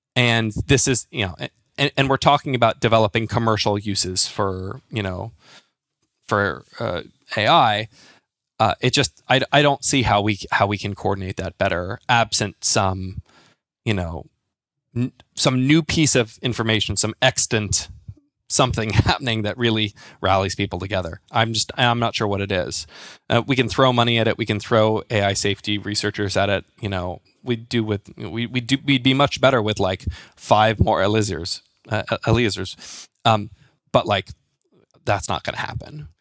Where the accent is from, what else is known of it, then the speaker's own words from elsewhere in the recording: United States; moved away as an adult; now in United Kingdom; I'm an American living in the U K. I've been here for about a decade now